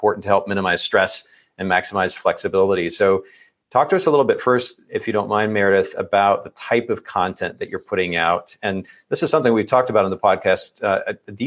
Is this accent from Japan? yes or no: yes; Japan; moved away; I grew up in Japan